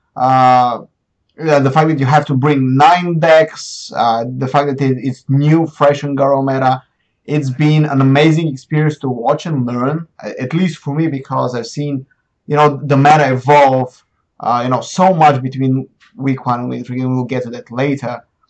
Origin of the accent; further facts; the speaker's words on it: Plovdiv, Plovdiv Province, Bulgaria; moved away as an adult; also born or lived in Sofia; I've been jumping between Plovdiv, my hometown, and Sofia